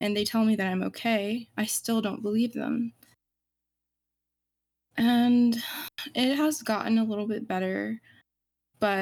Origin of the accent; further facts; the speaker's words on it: Southeastern United States, United States; I'm 19 and I'm from the United States Southeast.